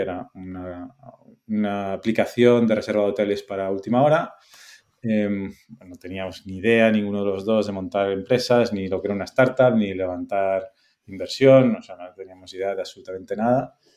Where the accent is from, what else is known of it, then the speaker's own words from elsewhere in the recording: Bueu, Galicia, Spain; moved away as an adult; also born or lived in A Coruña / Lyon / Madrid; yo soy eh, gallego, nacido en Coruña, pero criado en las Rías Baixas, en Bueu